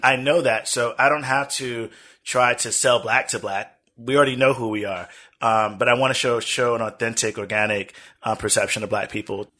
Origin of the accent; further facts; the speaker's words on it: United States; We've been here for over eight generations, mm-hmm. at least eight generations I can document. I'm more American than most people are American.